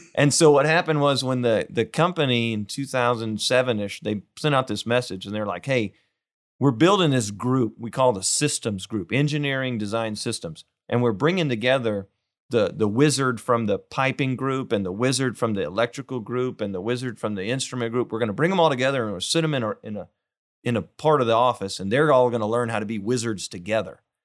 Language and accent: English; Weimar, Texas, United States; now in Houston, United States; I'm from a little town, uh, Weimar, just an, a, about an hour west of here